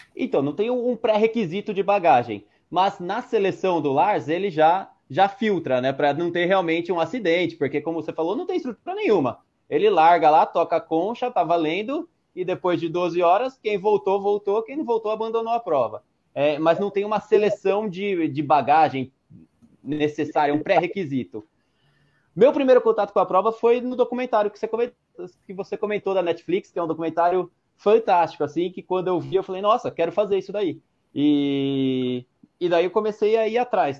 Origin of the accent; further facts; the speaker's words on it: Jundiaí, São Paulo, Brazil; Eu sou de Jundiaí, São Paulo